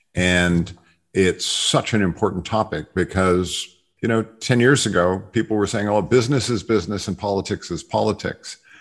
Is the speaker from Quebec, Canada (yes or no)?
yes; Montreal, Quebec, Canada; my hometown, McGill University